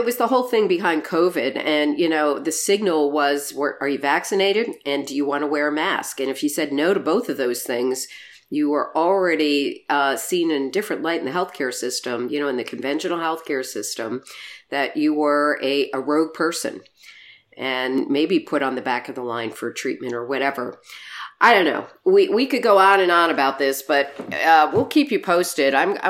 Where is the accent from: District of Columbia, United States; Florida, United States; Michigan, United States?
Michigan, United States; I know here in my home state of Michigan, they're doing it.